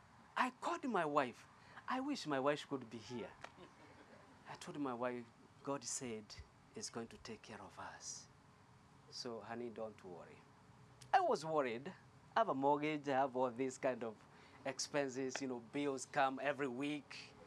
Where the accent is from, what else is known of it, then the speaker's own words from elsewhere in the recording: Kenya; English is a second language; moved away as an adult; I came from Kenya that time.